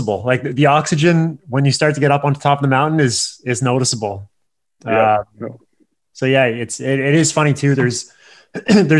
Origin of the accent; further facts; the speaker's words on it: Sault Ste. Marie, Ontario, Canada; I grew up in Sault Ste. Marie, like Ontario